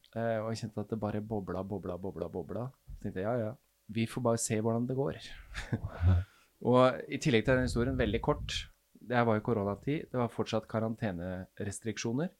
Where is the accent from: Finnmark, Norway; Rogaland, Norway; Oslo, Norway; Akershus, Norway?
Akershus, Norway; Kløfta; now in Porsgrunn, Norway; Jeg er fra Øvre Romerike